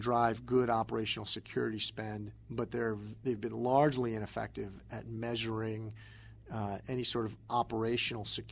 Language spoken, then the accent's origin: English; East Coast, United States; I'm from the East Coast